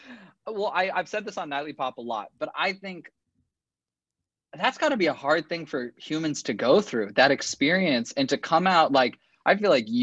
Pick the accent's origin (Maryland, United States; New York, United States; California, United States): California, United States; Los Angeles; I'm from